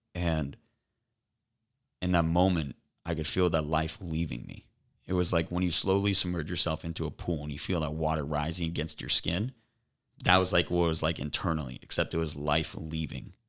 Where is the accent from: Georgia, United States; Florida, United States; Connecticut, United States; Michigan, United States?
Florida, United States; Cape Coral; now in Naples, United States; I was born and raised in Cape Coral.